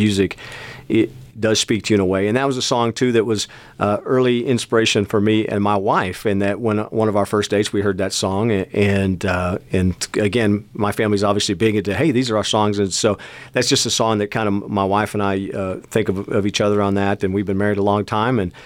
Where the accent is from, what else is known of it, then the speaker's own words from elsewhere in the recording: Seneca Falls, New York, United States; now in West Texas, United States; where we were growing up, in Seneca Falls, New York, which is by Syracuse